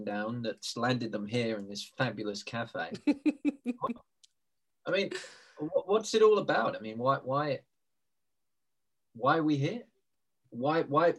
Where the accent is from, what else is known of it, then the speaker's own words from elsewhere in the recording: United Kingdom; I'm British.